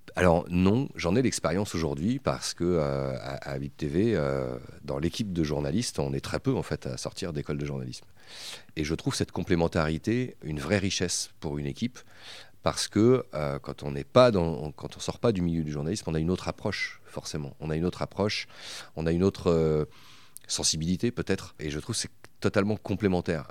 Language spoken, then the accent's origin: French; Bressuire, Nouvelle-Aquitaine, France; moved away as an adult; also born or lived in Poitiers; je suis originaire des Deux-Sèvres, uh-huh. une ville qui s'appelle Bressuire et à laquelle je reste toujours attaché parce que parce que c'est là où j'ai grandi